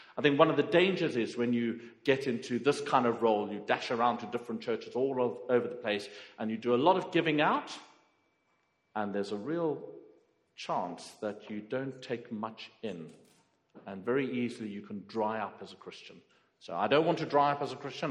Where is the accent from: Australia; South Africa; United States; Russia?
South Africa; now in Croydon, United Kingdom; I'm from South Africa.